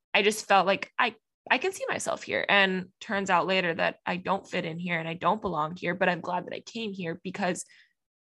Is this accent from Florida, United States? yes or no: yes; Miami, Florida, United States; moved away as an adult; now in Knoxville, United States; growing up in Miami